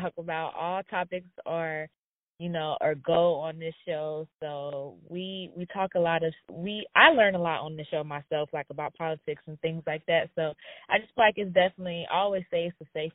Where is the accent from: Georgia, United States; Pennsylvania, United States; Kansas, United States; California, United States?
Georgia, United States; Atlanta; I'm from Atlanta, Georgia